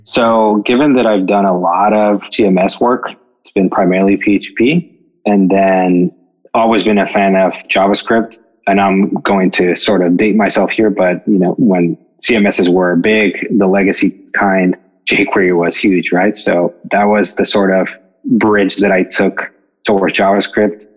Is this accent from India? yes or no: no; Mexico; moved away as an adult; now in United States; I'm from Mexico. I grew up there and I came to the States for college.